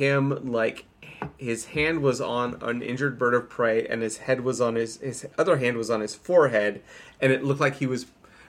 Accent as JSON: {"language": "English", "area": "Richland County", "region": "Ohio", "country": "United States", "moved": "yes", "lives_now": "Minnesota, United States", "said": "I am from Richland County in Ohio."}